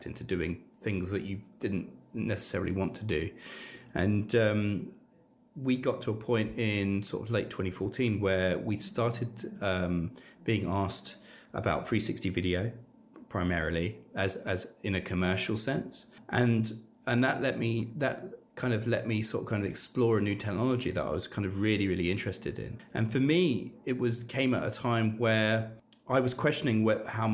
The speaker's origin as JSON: {"language": "English", "region": "London", "country": "United Kingdom", "tie": "born or raised there", "said": "I grew up in Southeast London, so not far from the Aylesbury estate, and I went to school in New Cross."}